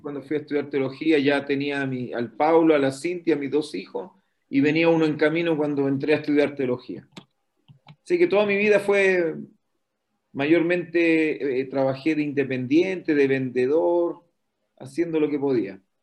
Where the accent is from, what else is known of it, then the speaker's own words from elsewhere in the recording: Antofagasta, Chile; also born or lived in Brazil; yo soy nacido en Antofagasta, el año 67